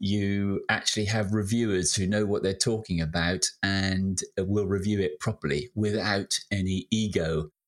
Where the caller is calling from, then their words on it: Shaftesbury, South West England, United Kingdom; I'm in sunny Shaftesbury in the county of Dorset in the south of England